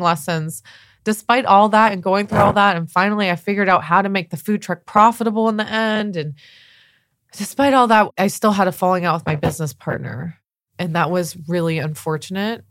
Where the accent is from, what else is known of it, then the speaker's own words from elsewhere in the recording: La Jolla, California, United States; I grew up in Southern California